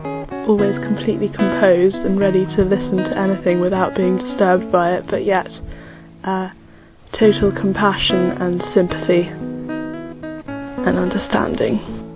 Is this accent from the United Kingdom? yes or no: yes; England, United Kingdom; I'm 20 from England.